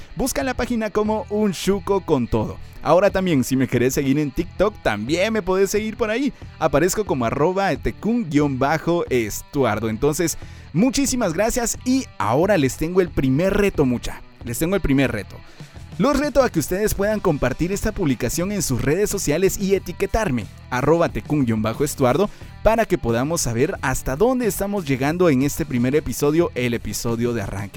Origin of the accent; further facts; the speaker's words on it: Guatemala; Soy guatemalteco, chapín de corazón